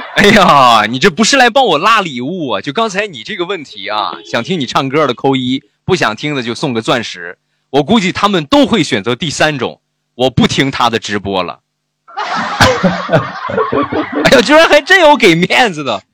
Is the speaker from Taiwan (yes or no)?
no; Rizhao, Shandong, China; 我是日朝人